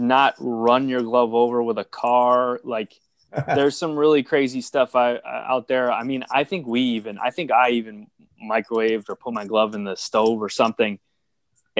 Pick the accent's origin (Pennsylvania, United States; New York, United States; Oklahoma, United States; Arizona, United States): New York, United States; now in California, United States; I'm born and raised in New York. I live in California now